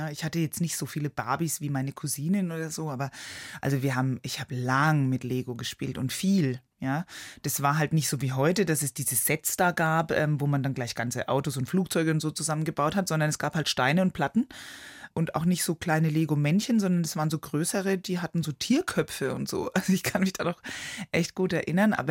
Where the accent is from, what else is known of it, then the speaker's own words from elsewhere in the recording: Neuschleichach, Bavaria, Germany; Ja, also immer wenn ich Vorträge halte, dann frage ich auch die Leute, ob sie Neuschleichach kennen.